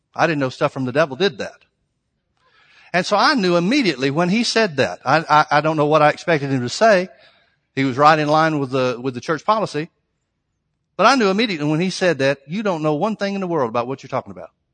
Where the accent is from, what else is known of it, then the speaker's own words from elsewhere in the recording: Birmingham, Alabama, United States; Southern Baptist church, Birmingham, Alabama, Southern Baptist church that I grew up